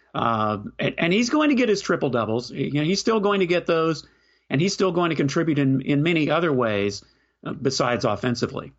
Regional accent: Houston, Texas, United States; now in Austin, United States; covered U T Sports, but I'm from Houston.

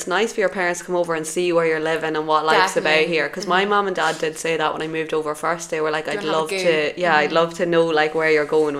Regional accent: Dundalk, County Louth, Ireland; moved away as an adult; now in Valencia, Spain

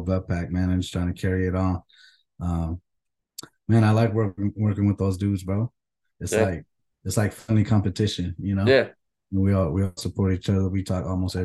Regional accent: Stockton, California, United States; now in Phoenix, United States; I'm from Stockton, Cali, Northern Cali

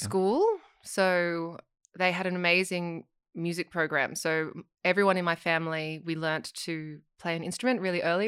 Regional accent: Sydney, New South Wales, Australia; I grew up in Sydney

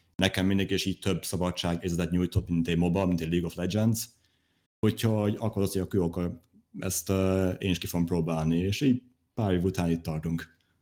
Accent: Hungary; én is magyar vagyok

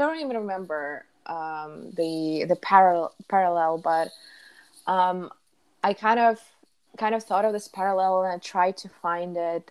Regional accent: Saint Petersburg, Russia; I'm from St. Petersburg, Russia

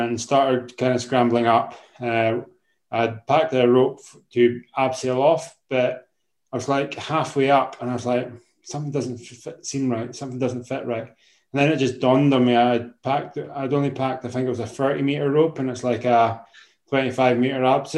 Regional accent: Isle of Skye, Scotland, United Kingdom; growing up in Skye playing shinty

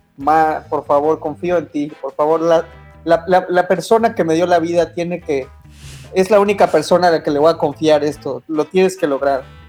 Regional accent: Mexico; now in Canada; soy de México

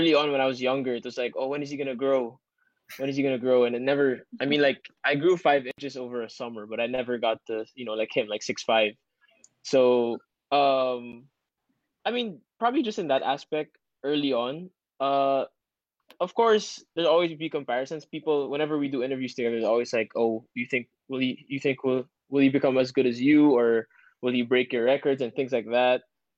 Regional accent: Ateneo, Metro Manila, Philippines; I grew up in Ateneo, so, you know, we never saw a girl unless you went out of campus.

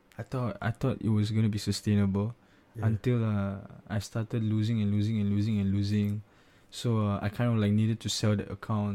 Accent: Singapore; oh, I'm from Singapore.

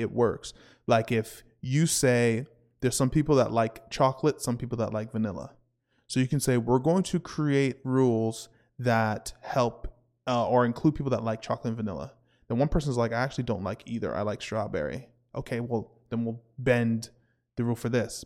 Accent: Canada

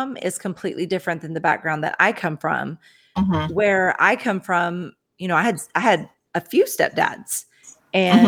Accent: the South, United States; I grew up in small town South

